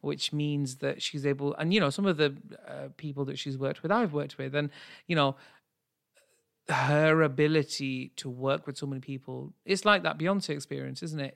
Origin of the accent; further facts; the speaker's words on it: United Kingdom; as a Brit